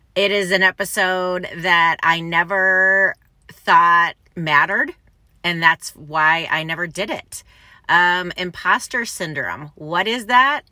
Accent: Ann Arbor, Michigan, United States; I grew up in Ann Arbor, Michigan

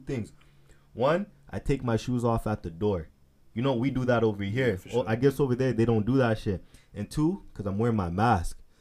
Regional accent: Florida, United States; now in Edmonton, Canada; I'm from Florida.

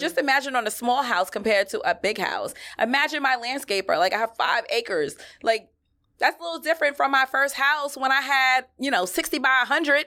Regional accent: New York City, New York, United States; I grew up in Flushing.

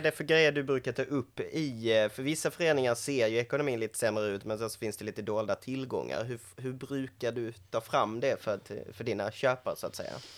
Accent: Skåne, Sweden; som skåning

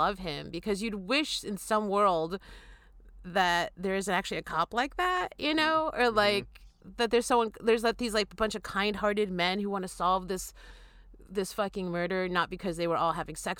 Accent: Connecticut, United States; moved away as an adult; also born or lived in New York City; now in California, United States; I grew up in Connecticut

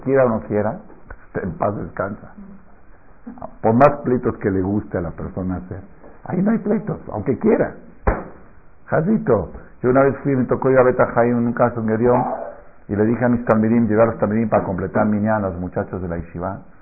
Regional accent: Argentina; now in Mexico; yo me acuerdo en Argentina de chiquito

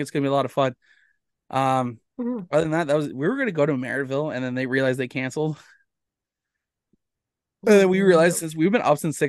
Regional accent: St. George, Ontario, Canada; I grew up in St. George

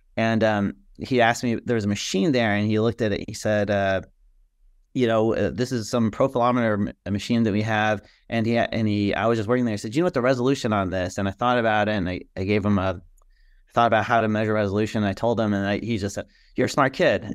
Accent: Chicago, Illinois, United States; moved away as an adult; also born or lived in New Orleans, Louisiana; now in Birmingham, United States; I love growing up in the Chicago area and always be home for me

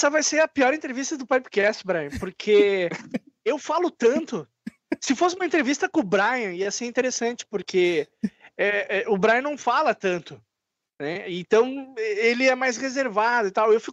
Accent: Caxias do Sul, Rio Grande do Sul, Brazil; Caxias do Sul, Rio Grande do Sul, Serra Gaúcha.

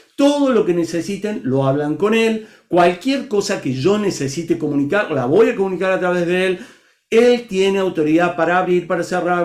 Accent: Argentina; moved away as an adult; now in Brazil; soy argentino viviendo en Brasil hace ya casi 10 años

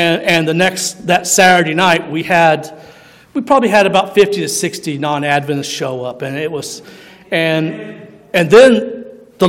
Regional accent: Missouri, United States; I was born in Missouri

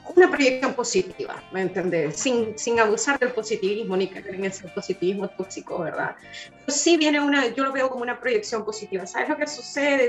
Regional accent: Tegucigalpa, Francisco Morazán, Honduras; moved away as an adult; now in Chile; Sí, la capital, claro que sí, de ahí soy yo, de Tegucigalpa

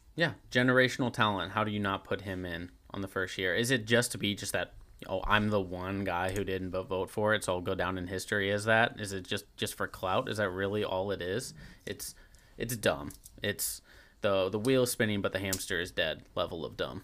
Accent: St. Louis, Missouri, United States; growing up in Saint Louis

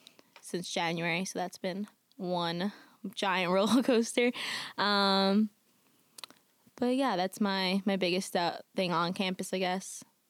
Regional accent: New York City, New York, United States; I'm from Queens, New York

